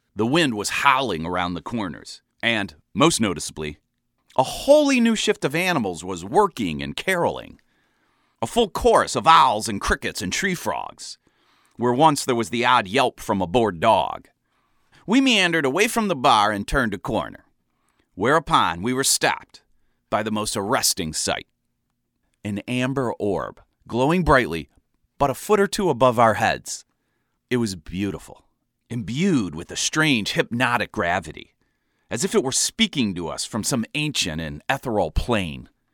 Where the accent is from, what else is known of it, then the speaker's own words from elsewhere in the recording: Ohio, United States; moved away as an adult; now in Chicago, United States; I was from Ohio originally, but had been in Chicago for a couple of years